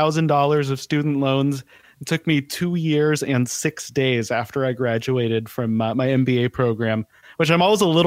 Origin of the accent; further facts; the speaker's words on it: Denver, Colorado, United States; moved away as an adult; also born or lived in Portland; now in Southern California, United States; I grew up in Denver. I was in that area for about 25 years